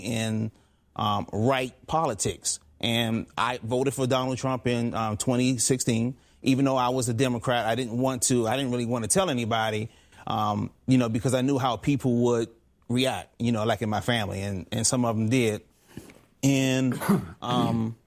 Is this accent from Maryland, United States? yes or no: yes; Forestville, Maryland, United States; also born or lived in Washington, D.C.; I was born in Washington, D.C. I was raised in a small town, Forestville, Maryland, a little bit outside of Washington, D.C.